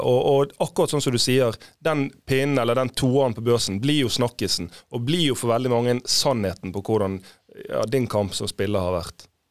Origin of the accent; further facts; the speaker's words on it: Fana, Vestland, Norway; vi var sånn små unger, husker jeg, hjemme i Fane